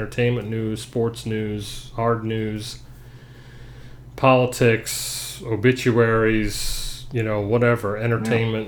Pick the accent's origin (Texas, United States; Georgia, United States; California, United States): Georgia, United States; Atlanta; moved away; we grew up in Atlanta